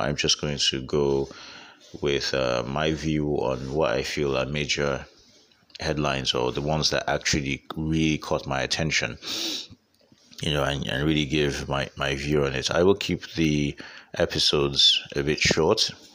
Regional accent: Nigeria; I'm Nigerian and this is where I live

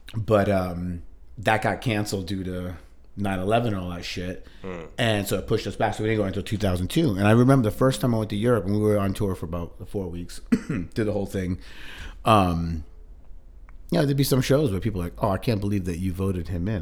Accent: India; being Indian

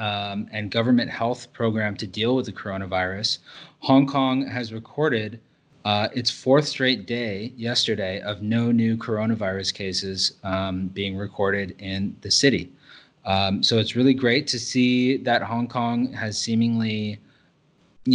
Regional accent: United States; moved away as an adult; also born or lived in Thailand; now in Singapore; I'm American

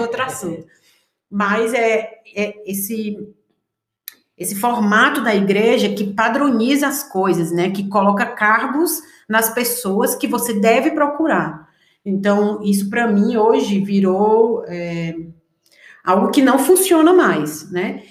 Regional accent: Ceará, Brazil; moved away; vim do Ceará, cresci numa igreja

